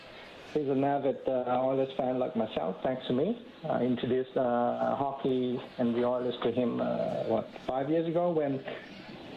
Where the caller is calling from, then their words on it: Hong Kong; I'm calling from Hong Kong.